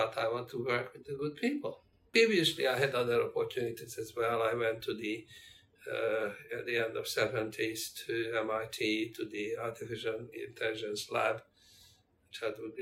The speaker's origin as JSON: {"language": "English", "country": "Hungary", "also_born_or_lived": "Amsterdam, Netherlands", "moved": "as an adult", "lives_now": "Australia", "said": "back in my home country in Hungary, I was head of systems engineering"}